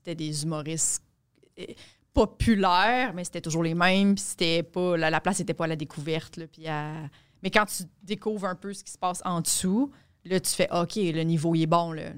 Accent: Quebec, Canada; les Québécois

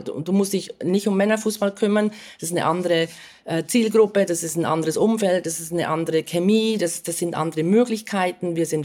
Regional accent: Switzerland; now in United States; das sage ich jetzt als Schweizerin, die halt so ein bisschen Deutschlandbezug hat

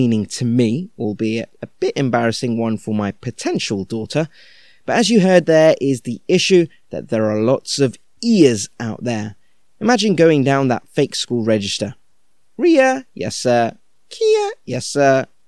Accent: United Kingdom; we're British Indians

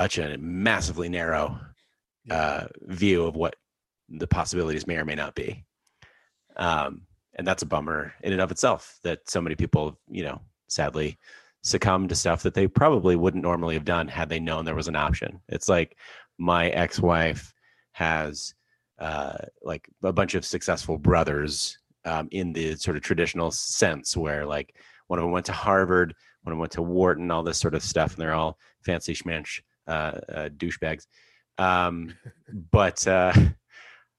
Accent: Alberta, Canada; I grew up in Alberta in Canada

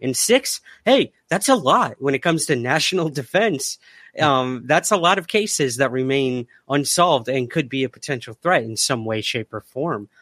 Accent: United States; I'm an American

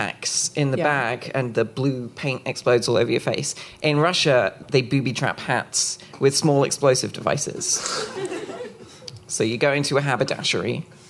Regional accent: Dorset, South West England, United Kingdom; I come from Dorset, down south. It's the Jurassic Coast.

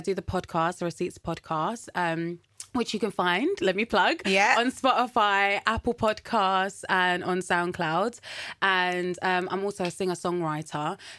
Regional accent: Colombia; Yeah, from Colombia.

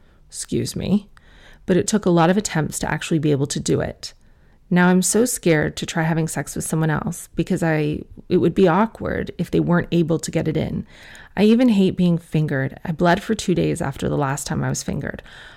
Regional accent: South Africa; I am South African. I'm a Muslim woman who has a lot of opinions.

